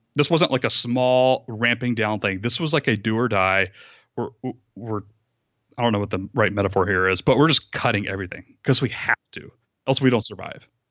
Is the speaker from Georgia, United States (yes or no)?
yes; Rome, Georgia, United States; also born or lived in Atlanta, Georgia; I moved across the state of Georgia back to my hometown, my the house that I grew up